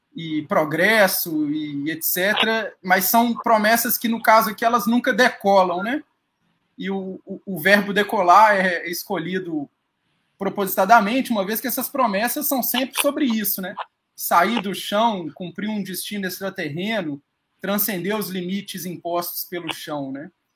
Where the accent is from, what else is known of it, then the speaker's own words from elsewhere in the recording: Belo Horizonte, Minas Gerais, Brazil; moved away as an adult; now in Acre, Brazil; eu sou mineiro de Belo Horizonte, mas me mudei para a Amazônia